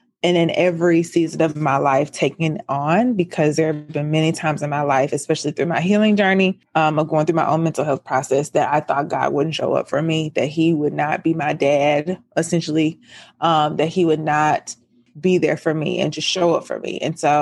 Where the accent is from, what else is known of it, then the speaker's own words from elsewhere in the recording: Memphis, Tennessee, United States; I am from Memphis, Tennessee. So I live in the South